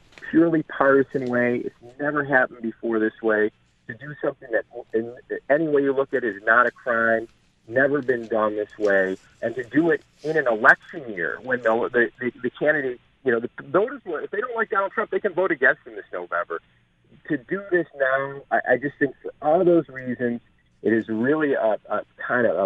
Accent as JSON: {"language": "English", "area": "Erie County", "region": "New York", "country": "United States", "said": "I'm from Erie County"}